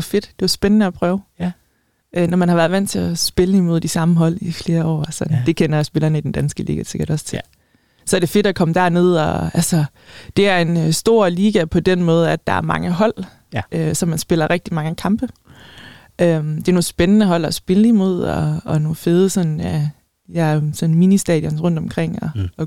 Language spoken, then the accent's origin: Danish; Denmark; also born or lived in Spain; som danskere